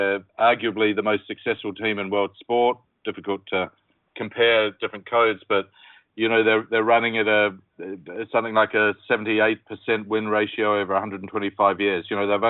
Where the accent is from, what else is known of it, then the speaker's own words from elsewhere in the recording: New Zealand; now in London, United Kingdom; as a New Zealander living in London and having been away from home for a long, long time